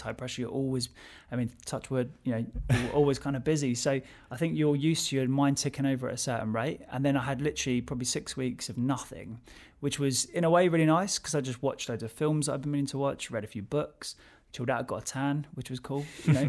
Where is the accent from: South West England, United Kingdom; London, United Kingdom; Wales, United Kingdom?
London, United Kingdom; So I'm from Southwest London. I still live in Southwest London.